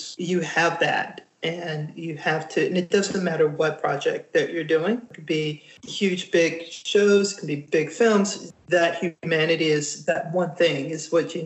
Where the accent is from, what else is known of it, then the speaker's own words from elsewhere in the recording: Texas, United States; moved away; also born or lived in Louisiana; I grew up in Texas